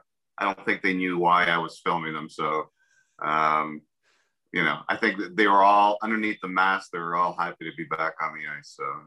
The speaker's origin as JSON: {"language": "English", "town": "Toronto", "region": "Ontario", "country": "Canada", "tie": "born or raised there", "said": "I grew up in Scarborough, so I played hockey most of my life for the Dorset Park Bruins out in Scarborough."}